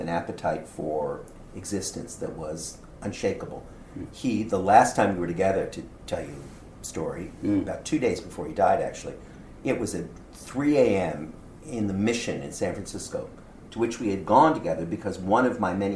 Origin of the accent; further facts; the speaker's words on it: Canada; I'm as Canadian